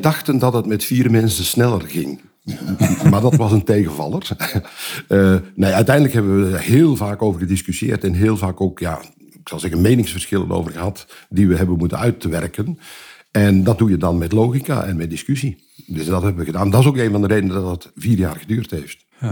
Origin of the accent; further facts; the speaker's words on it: Belgium; ik ben Belg